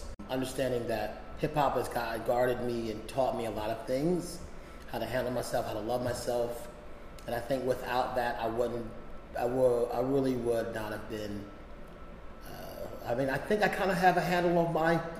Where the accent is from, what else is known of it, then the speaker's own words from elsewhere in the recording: Philadelphia, Pennsylvania, United States; I grew up in Philadelphia